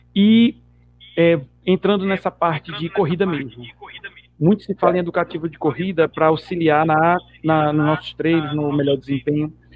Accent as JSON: {"language": "Portuguese", "region": "Pernambuco", "country": "Brazil", "moved": "yes", "said": "nosso conterrâneo que eu sou pernambucano também"}